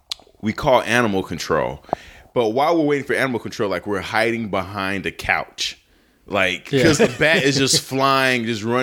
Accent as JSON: {"language": "English", "town": "Chicago", "region": "Illinois", "country": "United States", "moved": "yes", "said": "Because we're both from Chicago."}